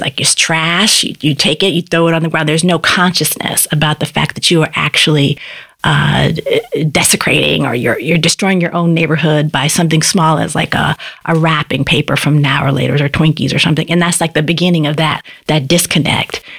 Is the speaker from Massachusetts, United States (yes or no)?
yes; Boston, Massachusetts, United States; I grew up in Upham's Corner. That's where I was a kid